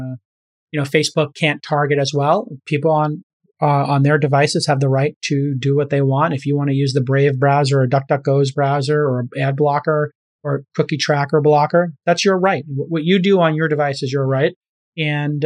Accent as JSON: {"language": "English", "town": "New York City", "region": "New York", "country": "United States", "said": "I'm from Brooklyn"}